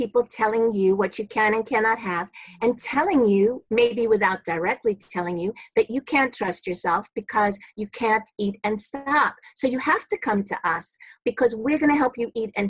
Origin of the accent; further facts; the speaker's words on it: New York City, New York, United States; I'm a New Yorker, born and bred in Brooklyn